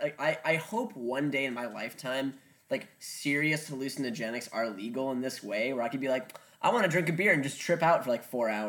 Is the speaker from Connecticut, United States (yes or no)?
no; Lake County, Illinois, United States; born or raised there